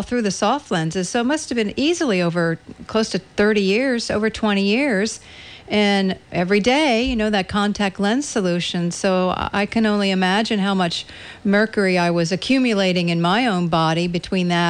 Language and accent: English; East Coast, United States; moved away; being born and raised on the East Coast.